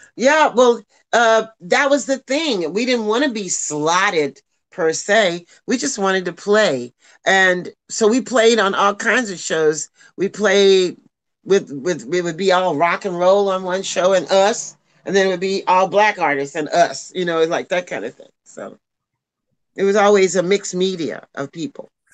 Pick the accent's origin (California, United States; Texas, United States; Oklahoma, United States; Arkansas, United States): Oklahoma, United States; Tulsa; a girl from Tulsa, Oklahoma who never went anywhere.